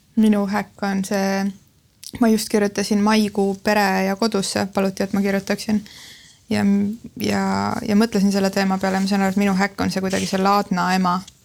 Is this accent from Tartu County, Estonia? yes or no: no; Lääne-Viru County, Estonia; now in Tallinn, Estonia; ma olen äh, Lääne-Virumaalt pärit